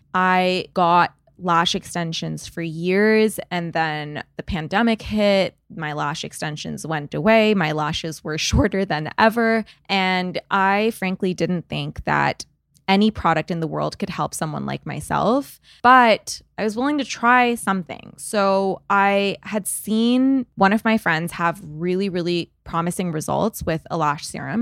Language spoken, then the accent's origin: English; Canada; I'm Canadian